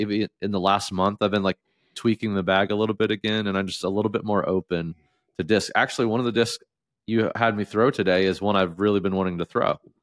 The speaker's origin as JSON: {"language": "English", "region": "Southeast Ohio", "country": "United States", "moved": "yes", "said": "I was from Southeast Ohio"}